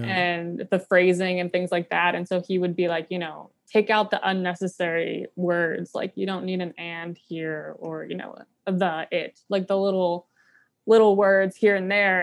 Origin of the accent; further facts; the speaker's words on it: Pinehurst, North Carolina, United States; moved away as an adult; also born or lived in New York City; now in Nashville, United States; I'm originally from Pinehurst, North Carolina, which is just a bunch of golf courses and retirees